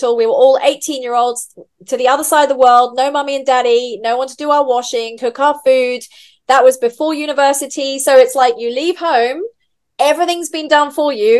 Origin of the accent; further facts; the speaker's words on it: England, United Kingdom; moved away as an adult; also born or lived in Vanuatu / Fiji / Roatan, Honduras; now in Dubai, United Arab Emirates; we lived in Vanuatu and then Fiji until I was eight. And then we came back to England when I was eight.